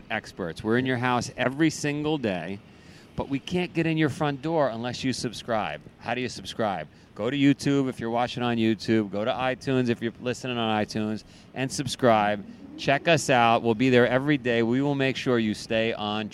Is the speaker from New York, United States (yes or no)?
yes; New York, United States; when I was young up the street here in Queens, I started a business at a young age